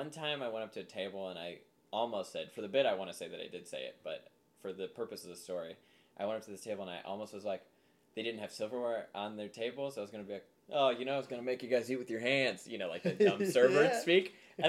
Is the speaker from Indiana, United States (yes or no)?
yes; Angola, Indiana, United States; now in Los Angeles, United States; I used to work at this restaurant in Angola, my hometown, called Potawatomi.